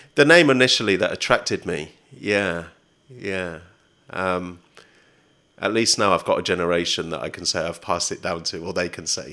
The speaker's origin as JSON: {"language": "English", "town": "Oxford", "region": "South East England", "country": "United Kingdom", "tie": "born or raised there", "moved": "as an adult", "lives_now": "Southeast London, United Kingdom", "said": "Oxford, my hometown"}